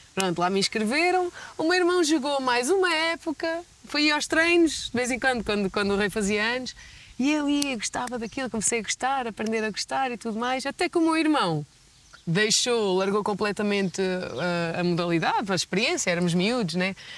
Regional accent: Gafanha da Nazaré, Aveiro District, Portugal; also born or lived in United States; eu venho da Gafanha, tipo, eu, eu sou do Gafanha

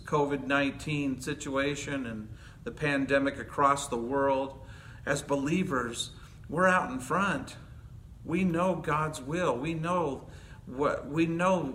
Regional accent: Hazel Park, Michigan, United States; moved away as an adult; also born or lived in Chicago area, Illinois; now in California, United States; I'm from Hazel Park.

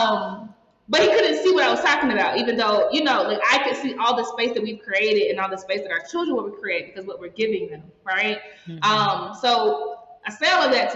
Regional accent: United States; moved away; I'm American.

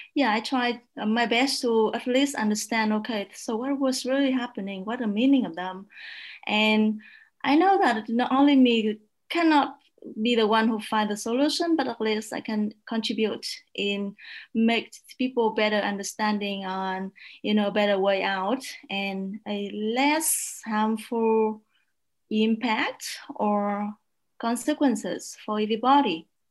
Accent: Vietnam; moved away as an adult; now in Kansas, United States; I was born in a small town that, uh, that is uh, 60 kilometers south of Hanoi

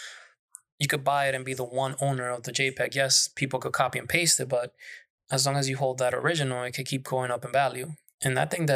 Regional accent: Manhattan, New York, United States; I grew up in Manhattan. The most woods we had was the park, Central Park, and that's not woods.

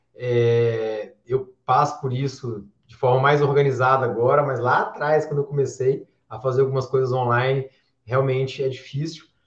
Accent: João Monlevade, Minas Gerais, Brazil; also born or lived in Juiz de Fora; Eu sou aqui de, de João Monlevade, uma cidade aqui a mais ou menos 100 quilômetros de Belo Horizonte, interior de Minas Gerais, terra do pão de queijo, terra do uai.

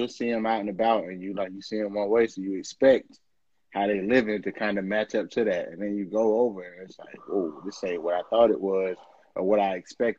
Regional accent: Atlanta, Georgia, United States; I'm from Atlanta. This nigga from New York.

